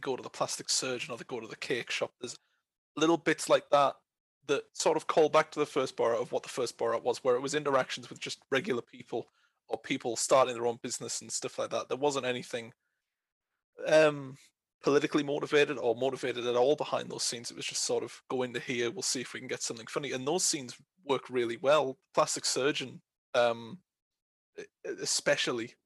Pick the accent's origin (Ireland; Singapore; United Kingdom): United Kingdom; I'm from Britain